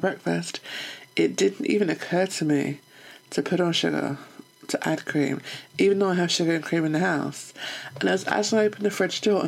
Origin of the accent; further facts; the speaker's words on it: United Kingdom; also born or lived in London; I'm British